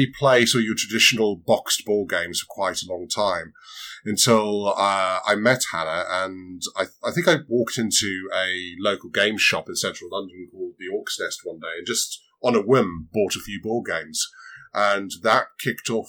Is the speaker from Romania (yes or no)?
no; Zimbabwe; moved away; also born or lived in Southern Africa; I grew up in Southern Africa and a fair few years in Zimbabwe